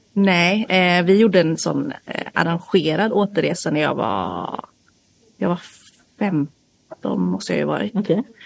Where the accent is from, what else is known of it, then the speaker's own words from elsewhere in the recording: outside Stockholm, Stockholm County, Sweden; moved away as an adult; also born or lived in South Korea; now in Gothenburg, Sweden; jag är uppvuxen utanför Stockholm